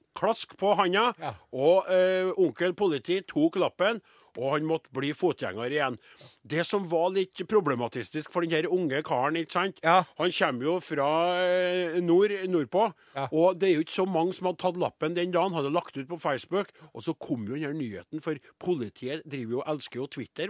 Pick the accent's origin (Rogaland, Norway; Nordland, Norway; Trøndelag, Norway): Trøndelag, Norway; Jeg var nordtrønder, og nå er jeg trønder.